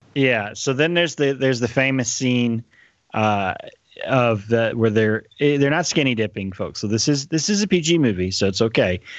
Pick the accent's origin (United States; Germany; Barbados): United States; Texas; growing up in Texas